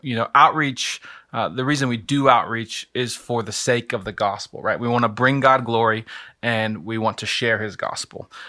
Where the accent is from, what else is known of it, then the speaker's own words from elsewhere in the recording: Lynchburg, Virginia, United States; moved away as an adult; now in Akron, United States; I am from the state for Lovers, which is Virginia, the city of Lynchburg.